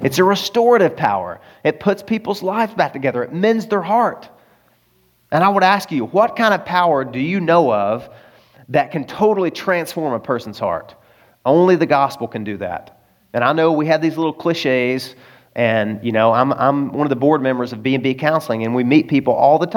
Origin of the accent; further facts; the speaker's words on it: Arkansas, United States; moved away; also born or lived in California; I'm from Arkansas